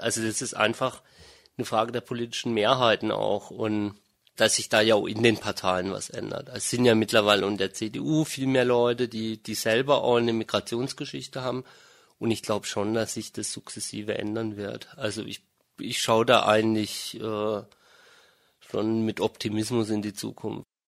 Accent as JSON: {"language": "German", "country": "Germany", "tie": "born or raised there", "also_born_or_lived": "Freiburg", "said": "Also ich bin in Deutschland aufgewachsen, ich bin auch einsprachig aufgewachsen"}